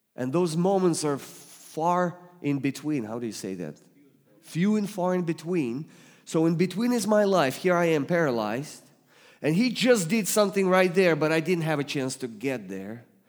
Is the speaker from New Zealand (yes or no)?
no; Russia; accent: Russian; English is a second language; moved away; I'm from Russia, so God speaks to you with Russian accent today